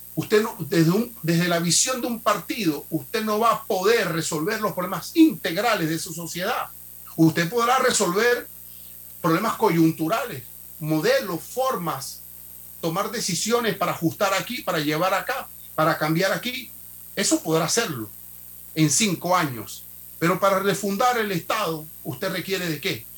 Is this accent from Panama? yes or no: yes; Panama